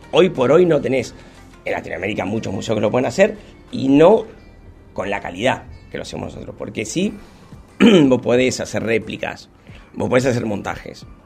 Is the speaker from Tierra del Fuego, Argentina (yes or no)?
no; Munro, Buenos Aires Province, Argentina; moved away as an adult; also born or lived in Cipolletti, Argentina; now in Trelew, Argentina; No, yo soy de Buenos Aires, de Buenos Aires. de Munro